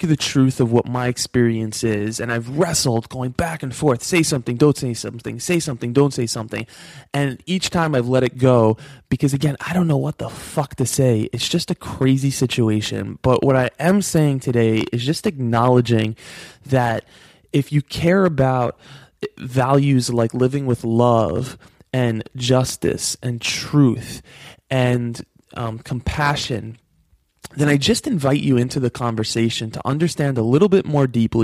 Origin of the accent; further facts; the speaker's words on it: New York, United States; I grew up in New York.